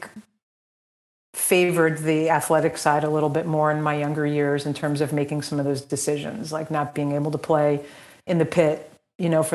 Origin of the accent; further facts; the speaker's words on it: Montville, New Jersey, United States; grew up in Montville, New Jersey, not Montvale. Montvale is Bergen County. Montville is Morris County.